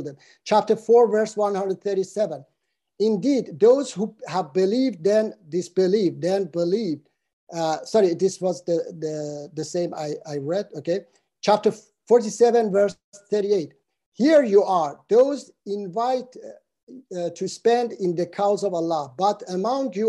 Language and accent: English; Iran; my home country, Iran